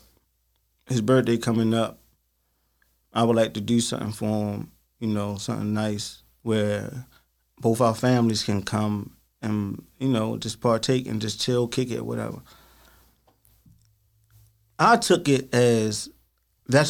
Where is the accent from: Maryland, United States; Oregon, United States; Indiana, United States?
Maryland, United States; Baltimore; growing up in Baltimore City